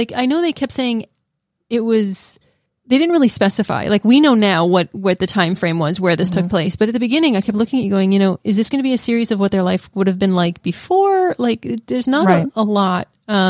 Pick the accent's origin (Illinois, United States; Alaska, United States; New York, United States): New York, United States; We're from New York, so we don't really get like these massive downpours of like 10 minutes and stops.